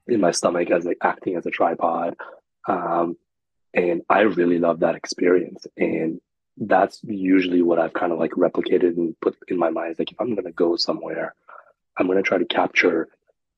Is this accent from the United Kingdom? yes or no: no; India; moved away; I grew up in India